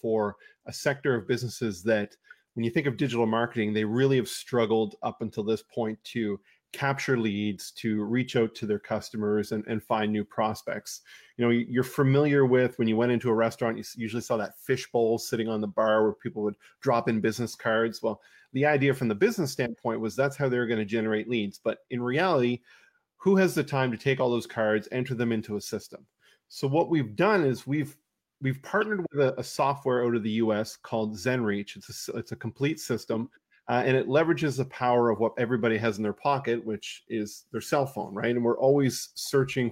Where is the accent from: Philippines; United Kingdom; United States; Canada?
Canada; South Shore, Nova Scotia; I'm from the South Shore, but I'm in the valley right now